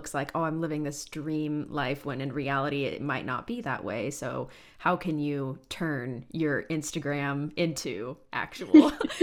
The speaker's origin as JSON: {"language": "English", "town": "Denver", "region": "Colorado", "country": "United States", "tie": "born or raised there", "moved": "yes", "lives_now": "Hampton, Virginia, United States", "said": "we grew up in Denver"}